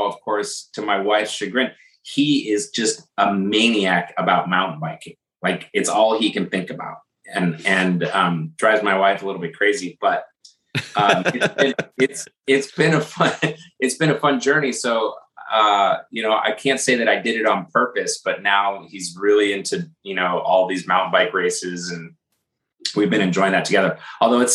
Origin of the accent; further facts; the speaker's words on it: California, United States; moved away as an adult; also born or lived in Berkeley, California / Menlo Park, California; now in New Jersey, United States; we moved from California, where we, you know, where we grew up, and moved to New Jersey, just outside of Manhattan.